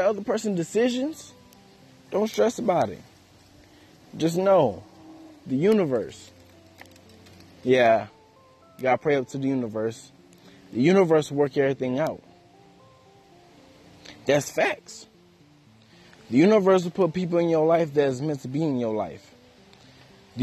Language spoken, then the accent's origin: English; United States; it is hard to be African American in America